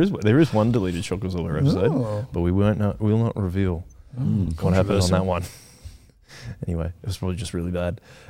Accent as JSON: {"language": "English", "town": "Canberra", "region": "Australian Capital Territory", "country": "Australia", "tie": "born or raised there", "moved": "yes", "said": "I was born in Canberra."}